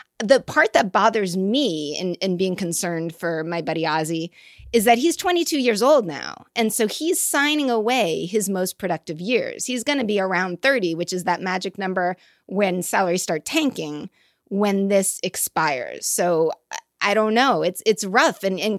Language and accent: English; Boston, Massachusetts, United States; accent: Boston; You know, I think it's my Boston accent.